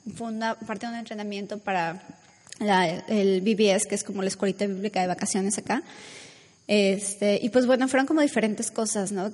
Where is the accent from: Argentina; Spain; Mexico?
Mexico; moved away; Yo soy de México donde nos bañábamos como dos veces al, al día a veces